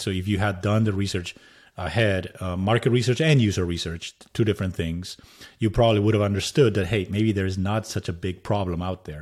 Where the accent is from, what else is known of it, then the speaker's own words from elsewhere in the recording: Madrid, Community of Madrid, Spain; English is a second language; moved away as an adult; also born or lived in San Jose, United States; now in United States; I'm originally from Madrid, Spain